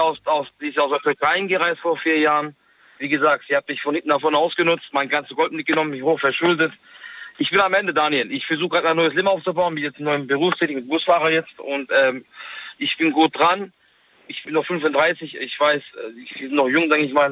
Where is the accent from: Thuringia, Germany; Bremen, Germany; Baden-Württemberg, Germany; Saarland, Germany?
Baden-Württemberg, Germany; Stuttgart; Ich bin ja aus Stuttgart